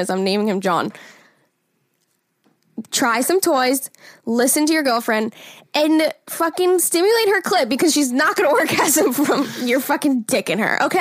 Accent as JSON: {"language": "English", "region": "North Carolina", "country": "United States", "said": "I'm from North Carolina."}